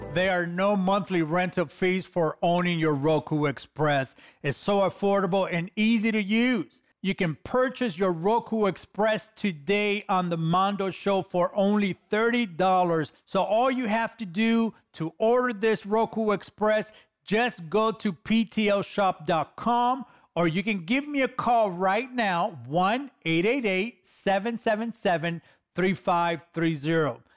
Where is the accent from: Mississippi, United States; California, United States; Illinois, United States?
California, United States; Los Angeles; I come from the streets of Los Angeles